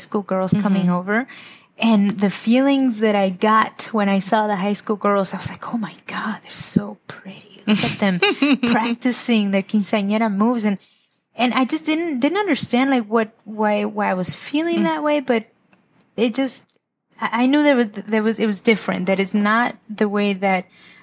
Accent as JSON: {"language": "English", "town": "Lynwood", "region": "California", "country": "United States", "tie": "born or raised there", "also_born_or_lived": "Zacapu, Michoacán, Mexico", "said": "Grew up in Linwood, went to Linwood High School"}